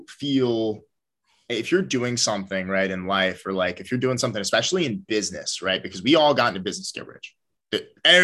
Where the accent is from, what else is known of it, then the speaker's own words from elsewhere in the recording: Philadelphia, Pennsylvania, United States; I'm from Philly